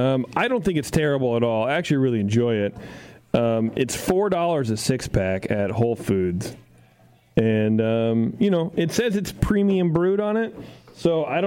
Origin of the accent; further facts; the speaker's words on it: Philadelphia, Pennsylvania, United States; I'm from Philly.